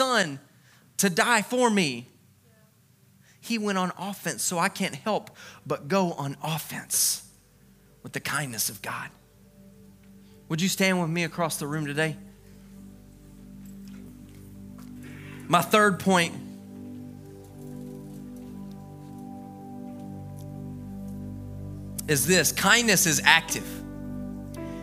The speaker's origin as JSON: {"language": "English", "region": "Louisiana", "country": "United States", "tie": "born or raised there", "said": "when I was a kid, I grew up in Louisiana"}